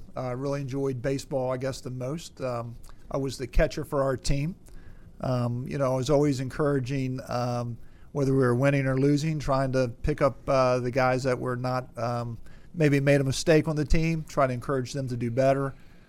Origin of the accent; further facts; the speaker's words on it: Calvert County, Southern Maryland, United States; Southern Maryland. I grew up in Calvert County.